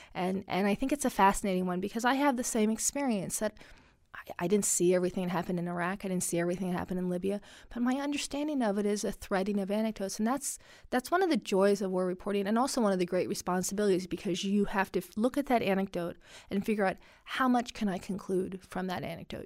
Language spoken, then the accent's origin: English; Washington, United States; first language Arabic; English is a second language; we ended up growing up in the Washington area because my dad took government work